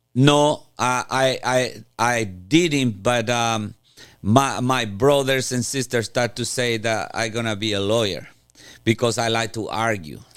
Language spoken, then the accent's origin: English; Paraguay; moved away; I'm from Paraguay. It's a little country in South America. and one moment, Paraguay was maybe the second poorest country in Latin America, uh, beside Haiti. Uh, then I grew up in the middle of the woods in Paraguay